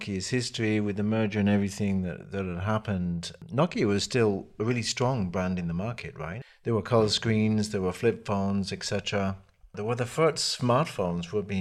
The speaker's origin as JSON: {"language": "English", "country": "Canada", "tie": "born or raised there", "said": "I was raised in Canada, and I remember the long winters"}